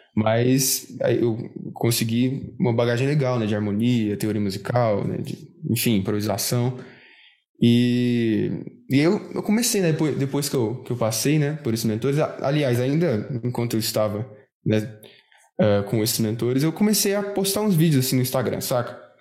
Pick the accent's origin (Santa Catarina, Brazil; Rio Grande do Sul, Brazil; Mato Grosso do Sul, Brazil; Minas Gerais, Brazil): Minas Gerais, Brazil; Uberlândia; aqui de Berlândia, sou, sou de Minas